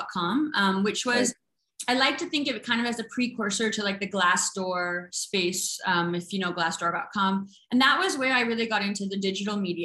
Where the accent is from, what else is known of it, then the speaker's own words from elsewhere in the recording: Vancouver, British Columbia, Canada; growing up in Vancouver, we had a hockey team